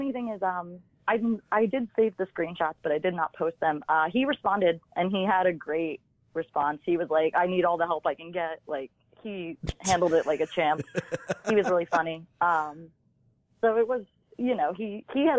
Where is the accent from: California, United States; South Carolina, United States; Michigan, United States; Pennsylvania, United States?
Pennsylvania, United States; Lehigh Valley; also born or lived in Philadelphia; I'm from Philly. I lived in the Lehigh Valley. I grew up there.